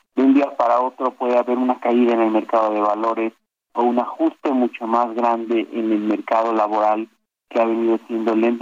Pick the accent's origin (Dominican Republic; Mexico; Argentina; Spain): Mexico